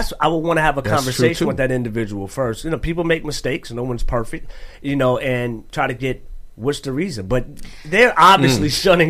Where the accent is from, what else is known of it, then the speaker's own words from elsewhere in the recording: the South, United States; I'm from the South